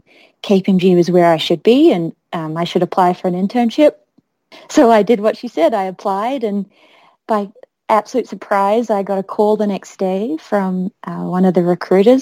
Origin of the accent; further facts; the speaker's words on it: Sydney, New South Wales, Australia; moved away as an adult; also born or lived in Boulder, Colorado, United States; now in Chicago, United States; I was born in Sydney, but I've been in Chicago for about 7 years